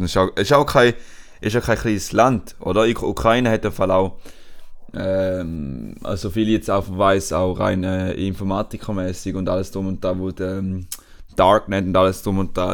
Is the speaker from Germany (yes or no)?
no; Switzerland; now in Spain; als Europäer oder halt als Schweizer